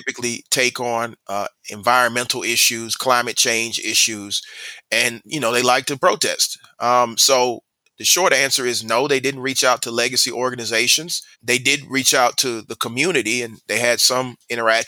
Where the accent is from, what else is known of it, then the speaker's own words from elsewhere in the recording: Atlanta, Georgia, United States; I'm born and raised in Atlanta